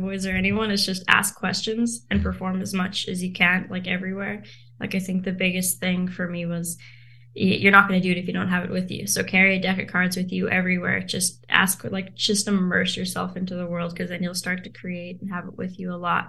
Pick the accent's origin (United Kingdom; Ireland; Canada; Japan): Canada; Vancouver, British Columbia; also born or lived in South Africa; So we moved here. Um, I went to school here. So my whole life has kind of been in Vancouver.